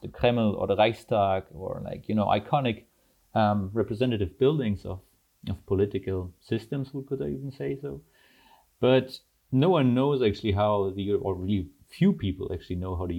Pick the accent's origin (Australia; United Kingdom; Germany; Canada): Germany; born or raised there; also born or lived in Almaty, Kazakhstan / Leuven, Belgium / Antwerp, Belgium